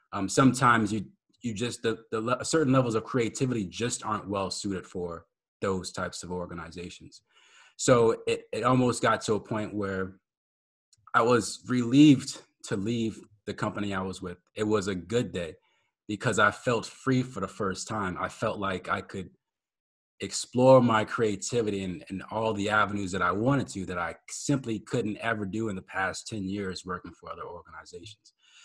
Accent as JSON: {"language": "English", "region": "Maryland", "country": "United States", "tie": "born or raised there", "also_born_or_lived": "New Orleans / Germany", "said": "I was born in New Orleans, but I was raised in Maryland. And when I got to Maryland, it's pretty young. My dad joined the military, and then we were stationed in Germany for 3 years."}